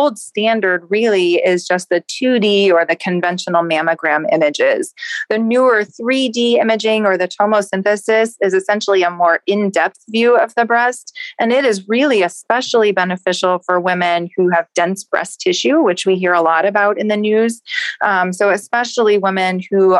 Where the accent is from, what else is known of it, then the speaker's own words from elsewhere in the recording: Lexington, Kentucky, United States; moved away as an adult; also born or lived in Washington, D.C. / Chicago; now in Cleveland, United States; I'm originally from Lexington, Kentucky.